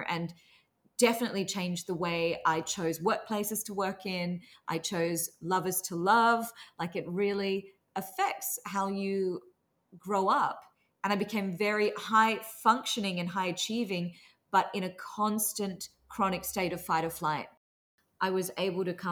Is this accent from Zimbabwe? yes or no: no; Australia; I grew up in Australia with very strict Singaporean immigrant parents